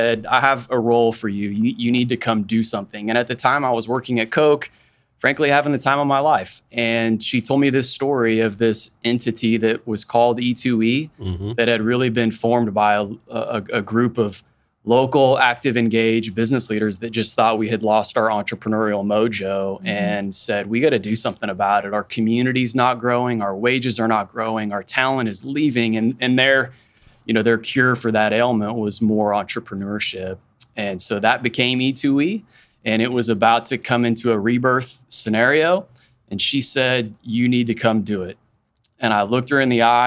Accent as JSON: {"language": "English", "town": "Wichita", "region": "Kansas", "country": "United States", "tie": "born or raised there", "also_born_or_lived": "Haysville, Kansas / Andover, Kansas / Rose Hill, Kansas", "said": "I'm from Wichita. For folks that are in the area, like I started in Hayesville. I went to USD 259. I went to Andover schools. I went to Rose Hill schools. I went to Wichita State"}